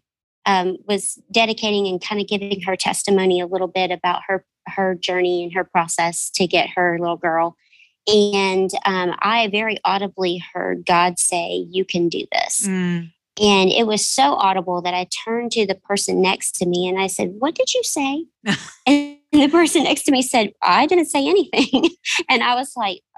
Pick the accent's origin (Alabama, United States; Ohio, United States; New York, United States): Alabama, United States; Birmingham; I'm from Birmingham, Alabama, and I am a Spanish teacher for high school students in the Birmingham metro area.